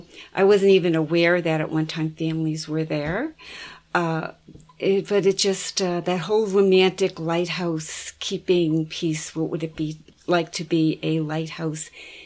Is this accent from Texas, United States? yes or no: no; Boston, Massachusetts, United States; growing up in Boston Harbor